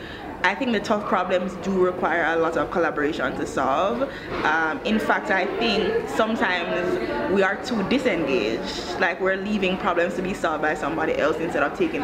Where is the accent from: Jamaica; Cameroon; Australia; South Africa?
Jamaica; moved away as an adult; also born or lived in United States / New York / Ghana; now in Rwanda; I was born and raised in Jamaica